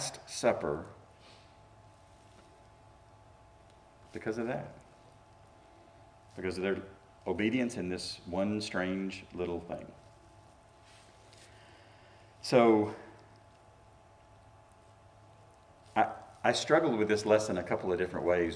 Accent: Shelbyville, Tennessee, United States; I grew up in Shelbyville, Tennessee

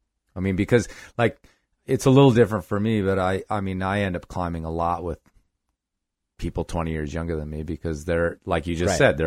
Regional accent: Chicago, Illinois, United States; I grew up in Chicago.

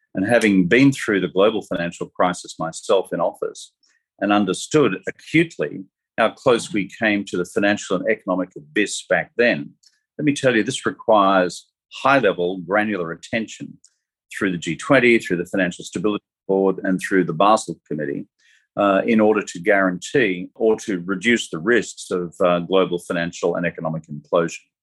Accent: Australia; moved away as an adult; now in New York, United States; I'm Australian

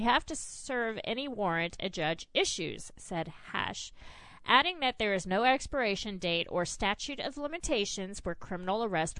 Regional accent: South Carolina, United States; moved away; Oh, and that's from my home state.

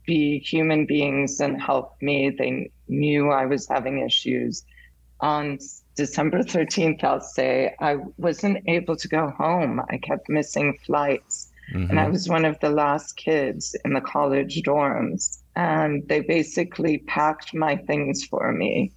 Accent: Munich, Bavaria, Germany; moved away; also born or lived in Honolulu, Hawaii / St. Paul, Minnesota; we moved to Germany from Hawaii because my mom wanted to go back to Germany when I was six

